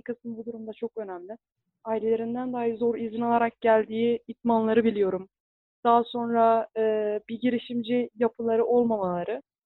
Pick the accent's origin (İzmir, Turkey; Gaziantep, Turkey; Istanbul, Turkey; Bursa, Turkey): Gaziantep, Turkey; moved away as an adult; now in Iğdır, Turkey; ben 1999 Gaziantep doğumluyum. İlkokul ve lise dönemimi yine Gaziantep'te tamamladım.